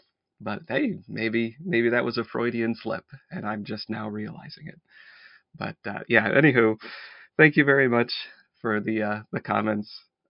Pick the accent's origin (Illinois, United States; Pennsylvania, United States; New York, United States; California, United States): New York, United States; Syracuse; So I guess I'm more of a central New Yorker than an upstate New Yorker then, given those rules. I grew up in the Syracuse area.